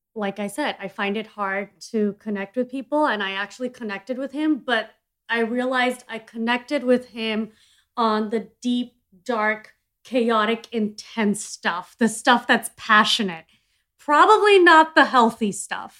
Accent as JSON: {"language": "English", "country": "India", "said": "I'm an Indian entrepreneur"}